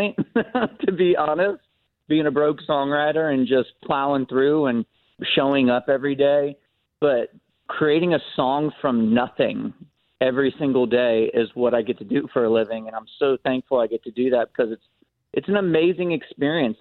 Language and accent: English; Davie, Florida, United States; also born or lived in Ocala, Florida; I grew up down in Davie, Florida